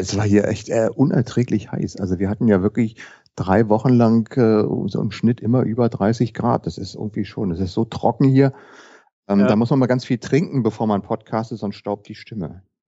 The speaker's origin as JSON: {"language": "German", "region": "Berlin", "country": "Germany", "tie": "born or raised there", "said": "bin geboren in Berlin, lebe in Berlin"}